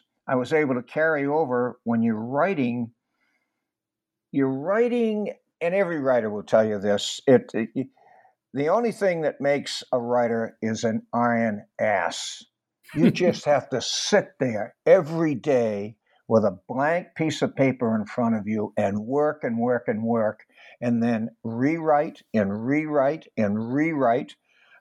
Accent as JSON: {"language": "English", "town": "Boston", "region": "Massachusetts", "country": "United States", "tie": "born or raised there", "said": "I was born in Boston when World War II was going on"}